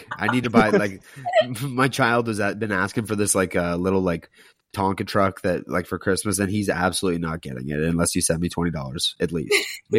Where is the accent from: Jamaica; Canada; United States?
Canada; Ontario; I'm from Ontario.